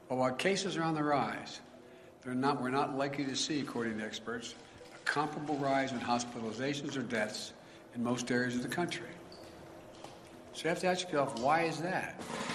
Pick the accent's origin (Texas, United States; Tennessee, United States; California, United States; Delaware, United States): Delaware, United States; my home state of Delaware, where I live in Newcastle County